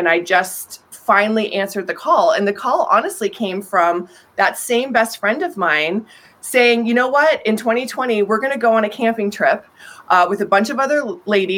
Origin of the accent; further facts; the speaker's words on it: Colorado, United States; I'm from Colorado